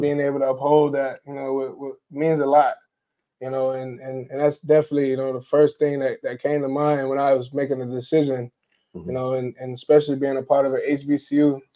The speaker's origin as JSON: {"language": "English", "town": "Orlando", "region": "Florida", "country": "United States", "moved": "yes", "said": "I'm a transfer from Northwestern State University, originally from Orlando, Florida"}